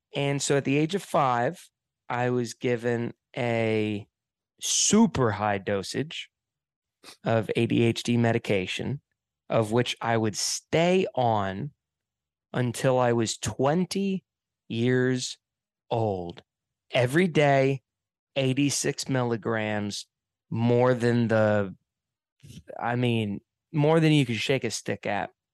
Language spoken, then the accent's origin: English; Hilton Head Island, South Carolina, United States; I grew up on an island here in America. Uh, it's called Hilton Head Island. It's in the state of South Carolina